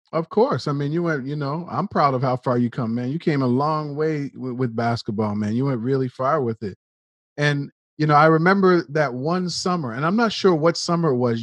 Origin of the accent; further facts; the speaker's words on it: Nova Scotia, Canada; you and I grew up in Nova Scotia, Canada, which is like the east coast of Canada